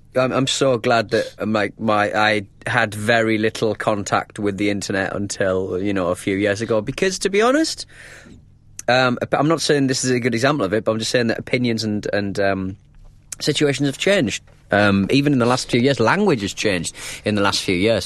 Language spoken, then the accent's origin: English; North East England, United Kingdom; accent: northern (North East)